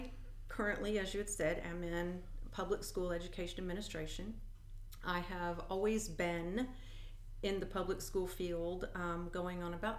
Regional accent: Illinois, United States; in DeWitt County, cool. You bet. Yeah, and kind of went around and came back.

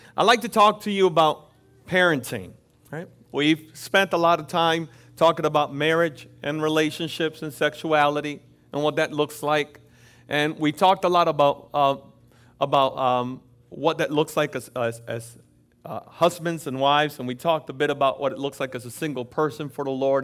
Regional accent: Florida, United States; also born or lived in Dominican Republic; I grew up in Florida.

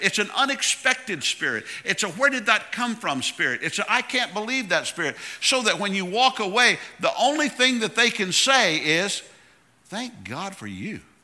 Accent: Tallahassee, Florida, United States; I'm from Tallahassee, Florida.

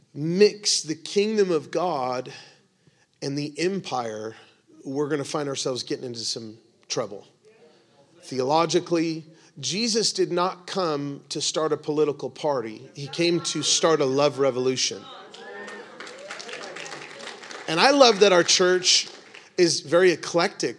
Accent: United States; we have as American evangelical Christians

